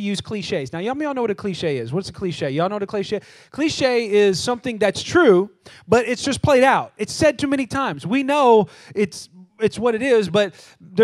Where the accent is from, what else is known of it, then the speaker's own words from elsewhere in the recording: California, United States; moved away as an adult; now in Texas, United States; I'm from California